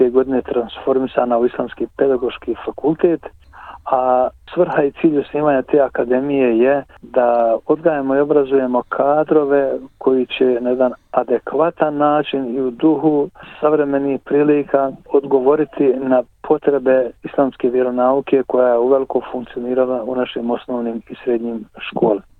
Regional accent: Donji Vakuf, Federation of Bosnia and Herzegovina, Bosnia & Herzegovina; moved away as an adult; also born or lived in Sarajevo / Zenica; now in Melbourne, Australia; mogu kazati da sam rođen u Donjem vakufu 53. godine, da sam tamo završio osnovnu školu, potom gazio u Srebegu u medresu

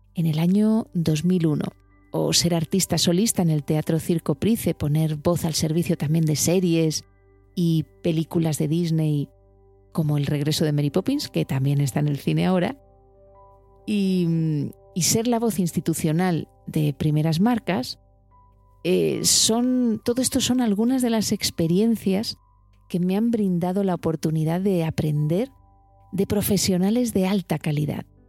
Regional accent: Alicante, Valencian Community, Spain; moved away as an adult; also born or lived in Madrid; yo soy de Alicante

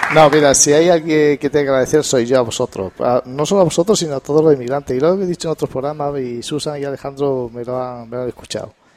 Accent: Extremadura, Spain; así somos los extremeños

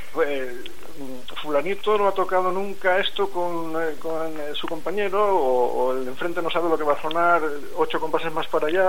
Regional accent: Valencian Community, Spain; now in Burgos, Spain; yo soy saxofonista, eh, soy valenciano

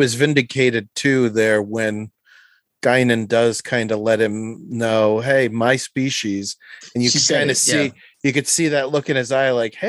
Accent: Brooklyn, New York, United States; Representing Queens. I was raised out in Brooklyn.

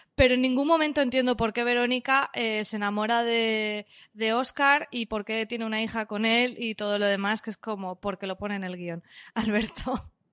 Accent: Valencian Community, Spain; yo soy valenciana

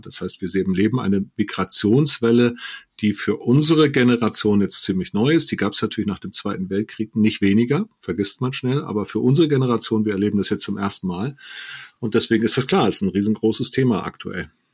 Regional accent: Germany; Deutscher bin ich, weil ich zu einer Tradition, einer Kultur, einem Rechtsstaat, einem System Ja sage

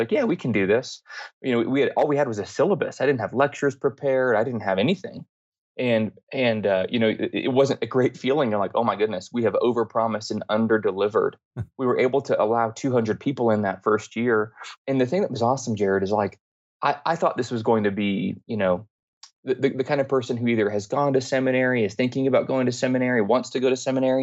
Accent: Denver, Colorado, United States; I grew up here in Denver, Colorado

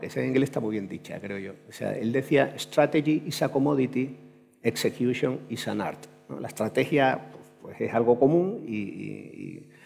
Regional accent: Andalusia, Spain; como andaluz es un, honor, de verdad, poder compartir este rato con, con, vosotros, porque efectivamente soy andaluz, hasta la médula.

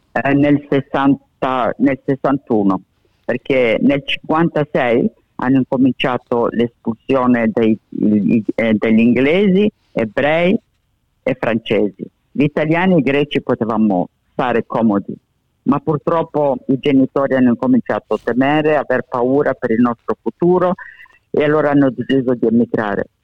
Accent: Alexandria, Alexandria Governorate, Egypt; first language Italian; also born or lived in Italy; now in Australia; Io vengo da Alessandria

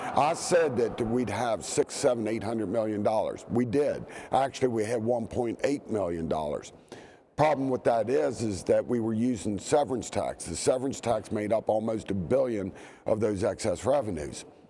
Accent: Eastern Panhandle, West Virginia, United States; I'm from the Eastern Panhandle

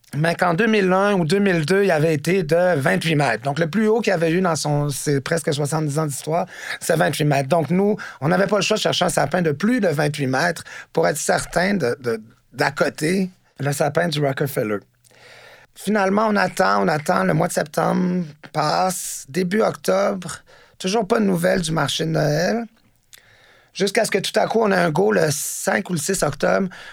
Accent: Montreal, Quebec, Canada; also born or lived in Washington, D.C., United States; moi, je suis né à Washington, D.C., euh, aux États-Unis, parce que mon père était correspondant pour la presse à Washington puis euh, à l'âge de 4 ans, je suis arrivé à Montréal et je suis devenu Montréalais. J'ai euh, grandi dans le centre-ville

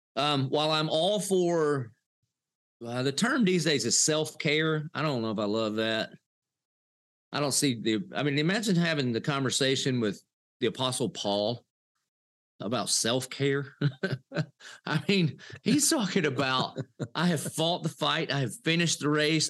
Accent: Dillon, South Carolina, United States; I did grow up in the South, a little place called Dillon, South Carolina

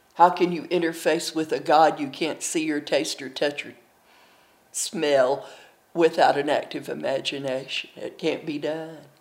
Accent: Milligan College, Tennessee, Booneville, Kentucky, Appalachia, United States; now in Dallas, United States; I'm from Milligan College, Tennessee, in Booneville, Kentucky. I currently live in Dallas, Texas

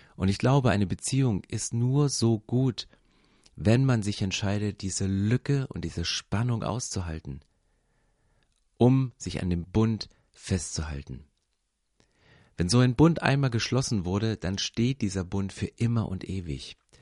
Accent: East Germany, Germany; Ich bin in Ostdeutschland groß geworden

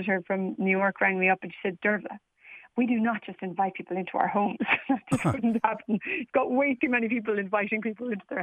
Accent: Galway, Connacht, Ireland; moved away as an adult; now in Perth, Australia; I'm from Galway in the west of Ireland, though I live now in the west of Australia in Perth. We emigrated in 2011.

